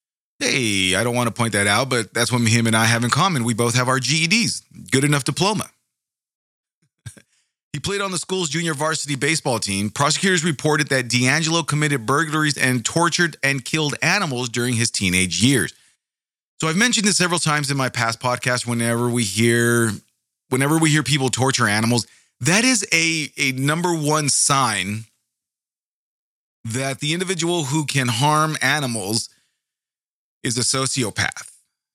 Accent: Bakersfield, California, United States; I grew up in the San Joaquin Valley. And it was a lot of the areas, I mean, not in my specific area in Bakersfield, California

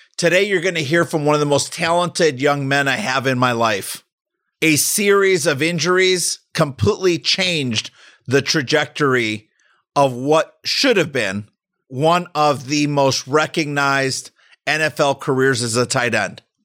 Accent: Chicago, Illinois, United States; my hometown of Chicago

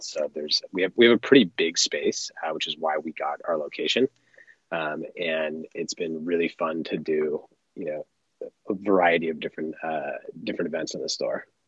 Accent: Los Angeles, California, United States; born or raised there

